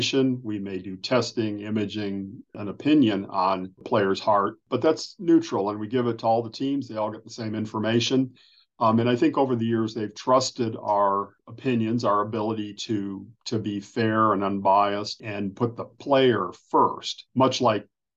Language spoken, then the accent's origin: English; Northern Ohio, United States; moved away as an adult; also born or lived in Chicago / Indiana; I grew up in Northern Ohio